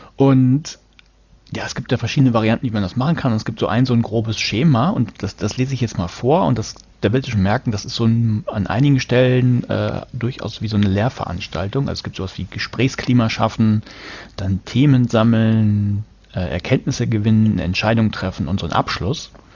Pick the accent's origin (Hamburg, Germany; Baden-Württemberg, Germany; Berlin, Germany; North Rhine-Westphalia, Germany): Hamburg, Germany; Ich komme aus Hamburg